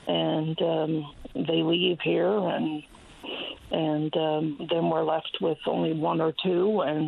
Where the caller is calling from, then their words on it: New-Wes-Valley, Newfoundland and Labrador, Canada; I'm calling from New West Valley.